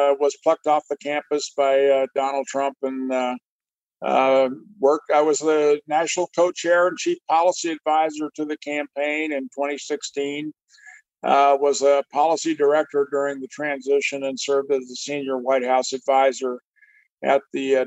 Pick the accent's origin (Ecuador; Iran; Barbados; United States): United States; Kansas; moved away as an adult; also born or lived in Northwest Iowa; I was raised in Kansas